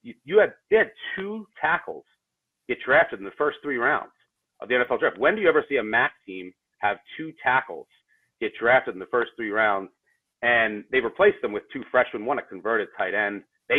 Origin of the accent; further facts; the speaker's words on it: Philadelphia, Pennsylvania, United States; I mean, I'm from Philly, so probably the World Series.